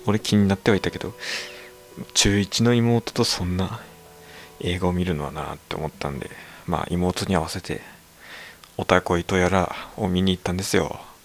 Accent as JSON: {"language": "Japanese", "region": "Aomori", "country": "Japan", "tie": "born or raised there", "accent": "Tsugaru dialect", "moved": "yes", "said": "僕、地元青森なんだけど、こういうなまってるふうにね津軽弁なんですけども"}